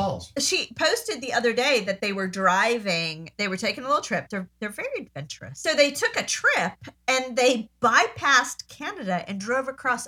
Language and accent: English; Long Island, New York, United States; moved away; Okay, so I grew up on Long Island, 11510.